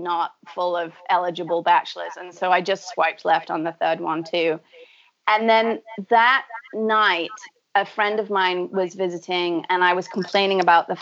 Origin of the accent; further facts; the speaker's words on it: Manchester, North West England, United Kingdom; also born or lived in San Francisco / New York / Buenos Aires; now in Massachusetts, United States; I grew up in Manchester in the UK.